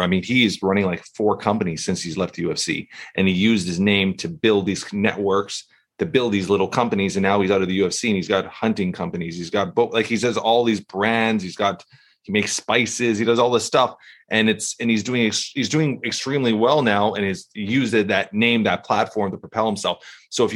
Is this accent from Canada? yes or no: yes; Canada; We're from Canada here